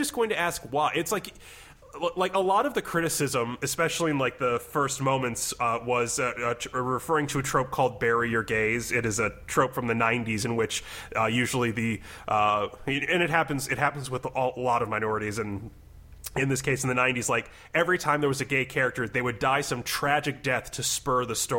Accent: Midwest, United States; I'm from the Midwest

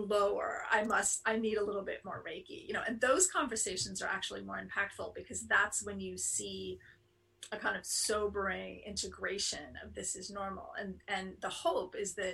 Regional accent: New York City, New York, United States; moved away as an adult; also born or lived in London; now in near San Francisco, United States; I was raised in Manhattan

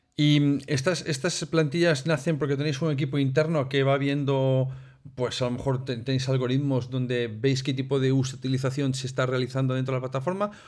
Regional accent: Galicia, Spain; los que somos gallegos, que a veces nos comemos letras por el medio

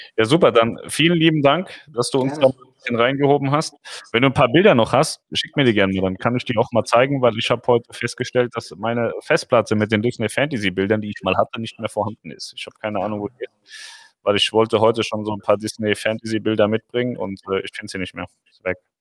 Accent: Germany; uns in Deutschland

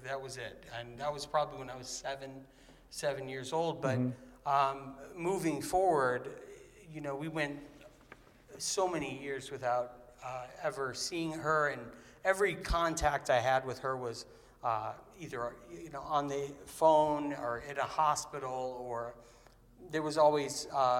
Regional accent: Kailua, Hawaii, United States; also born or lived in Santa Monica / Danville / Raleigh / Kansas City; I was born in Santa Monica, raised in Kailua, Hawaii. I moved to Danville, Virginia, Raleigh, Durham, North Carolina, Kansas City, Missouri, ended up moving to Cape Cod

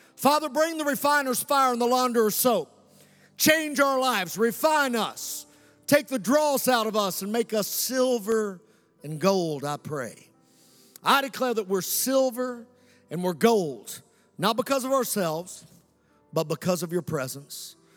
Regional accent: United States; we sweat red, white, and blue

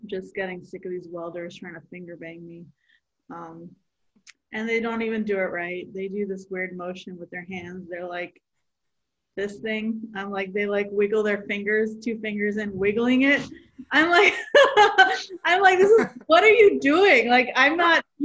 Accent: Delaware, United States; I am a comic from Delaware

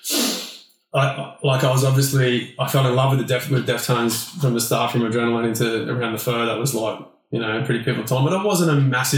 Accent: Australia; being Aussie boys

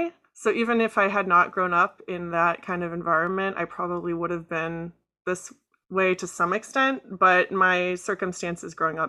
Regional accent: Chicago, Illinois, United States; also born or lived in Florida; I was born in Florida and moved around a bunch before finally settling in Chicago in, I want to say, 2006, when my dad retired from the Navy. Mm-hmm. So I went to high school in Chicago.

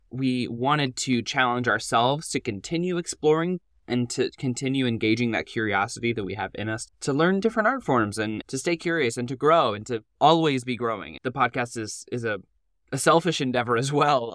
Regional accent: Nashville, Tennessee, United States; moved away as an adult; now in Orlando, United States; I grew up in Nashville and then wound up going to Lipscomb University

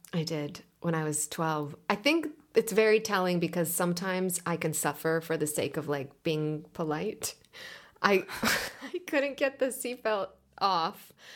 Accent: Israel; first language Hebrew; English is a second language; moved away as an adult; now in Los Angeles, United States; I was born and raised in Israel.

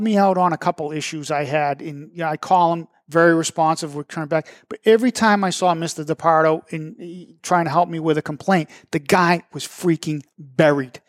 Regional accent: Methuen, Massachusetts, United States; Methuen, and I'm always coming on here saying my hometown

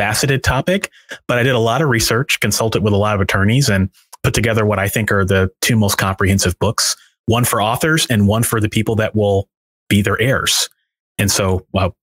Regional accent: St. Louis, Missouri, United States; I set it in my hometown

